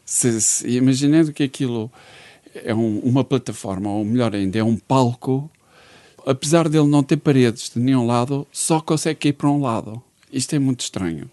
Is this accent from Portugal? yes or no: yes; Braga, Norte, Portugal; also born or lived in Porto / Viana do Castelo; Sou de Braga, mas vivia no Porto.